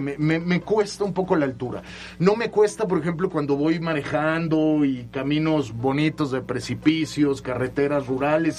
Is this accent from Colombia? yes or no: no; Mexico City, Mexico; moved away as an adult; now in Puebla, Mexico; soy eh, chilango, soy de la Ciudad de ah, México, aunque de padre y madre yucatecos